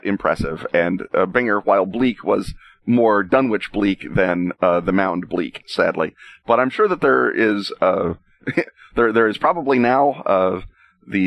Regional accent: Oklahoma City, Oklahoma, United States; moved away; I grew up in Oklahoma City

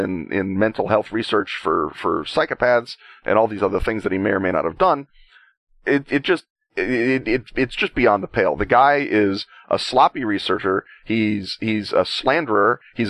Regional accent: Chicago, Illinois, United States; as a Chicagoan, I'm steeped in the lore of the Death to Disco rally at Comiskey Park

